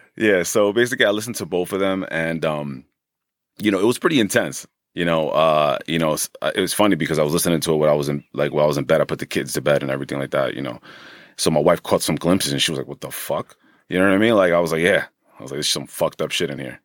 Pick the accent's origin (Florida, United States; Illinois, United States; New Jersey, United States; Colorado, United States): New Jersey, United States; Hackensack; born and raised in Hackensack